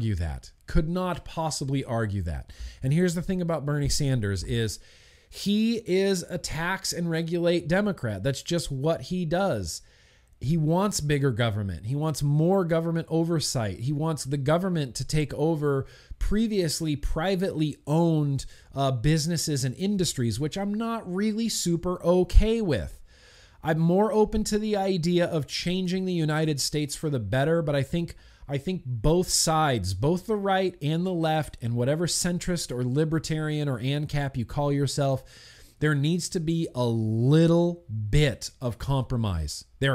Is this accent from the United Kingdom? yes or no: no; Australia; Light, I'm an Australian.